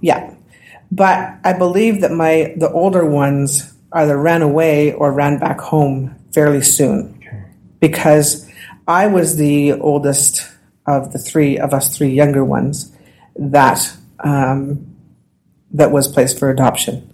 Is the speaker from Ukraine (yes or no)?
no; Saskatoon, Saskatchewan, Canada; also born or lived in Oyen, Alberta / Gordon's First Nation; I was born in Alberta. Then when my mother, my father passed away, my mother moved us all to Saskatoon within a couple of years